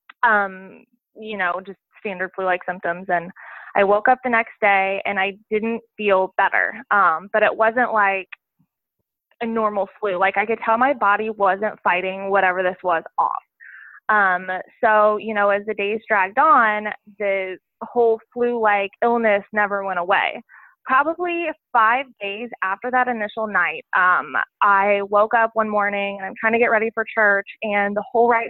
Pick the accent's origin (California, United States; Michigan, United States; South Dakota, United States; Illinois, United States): Illinois, United States; Southern; moved away as an adult; also born or lived in Virginia; I grew up in Southern Illinois and, you know, my grandparents live right next door.